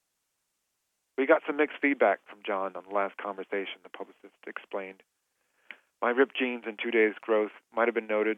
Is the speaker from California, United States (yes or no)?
yes; Sacramento, California, United States; also born or lived in Cleveland, Ohio; I was born in Cleveland, but I grew up a lot in Sacramento.